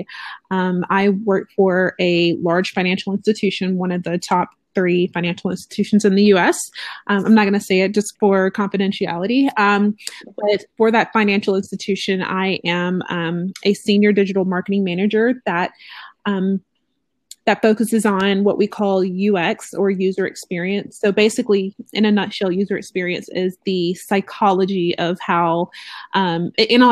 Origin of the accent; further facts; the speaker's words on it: Georgia, United States; I'm born and raised in Georgia